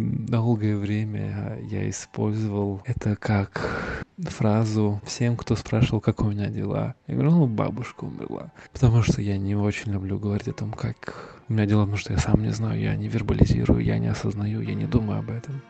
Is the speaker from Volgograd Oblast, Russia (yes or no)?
yes; Volgograd, Volgograd Oblast, Russia; я из Волгограда у нас до сих пор часто можно найти эхо войны